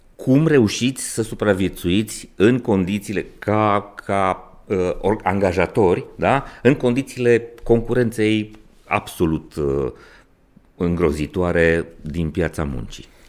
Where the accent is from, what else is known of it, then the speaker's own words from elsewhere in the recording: Brașov, Brașov County, Romania; also born or lived in Maramureș; eu sunt brașovean, măritat în Maramureș